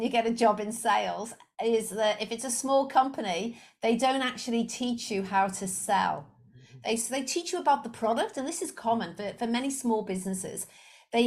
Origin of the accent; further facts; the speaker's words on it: Liverpool, North West England, United Kingdom; moved away as an adult; also born or lived in Leicester; I'm originally I'm from Liverpool in the UK